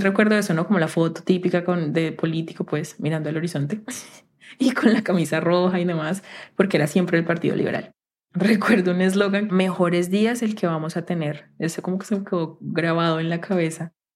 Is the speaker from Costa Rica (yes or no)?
no; Palmira, Valle del Cauca, Colombia; en mi casa, en mi pueblito, en Palmira